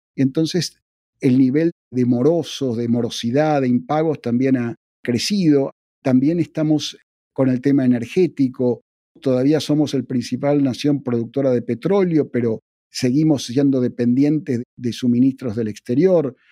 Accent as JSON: {"language": "Spanish", "country": "Argentina", "also_born_or_lived": "Oakland, California", "accent": "Argentine", "moved": "yes", "said": "yo por mi acento te darás cuenta que soy de Argentina, yo he vivido toda mi vida en la inflación"}